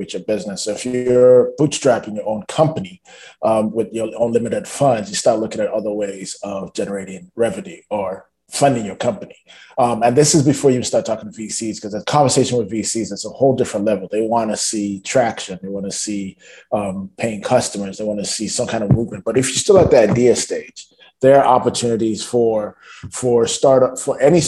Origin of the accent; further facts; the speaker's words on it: Nigeria; moved away as an adult; also born or lived in Toronto, Canada; now in Canada; So I only spent like the first 5 years of my life growing up in Toronto. Then I spent the next 15 to 17 years of my life growing up in Nigeria.